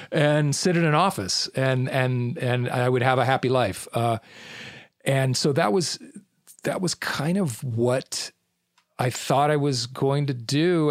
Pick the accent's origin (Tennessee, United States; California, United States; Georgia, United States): California, United States; Irvine; also born or lived in Newport Beach, California; I was born in Newport Beach, California, and grew up on the mean streets of Irvine.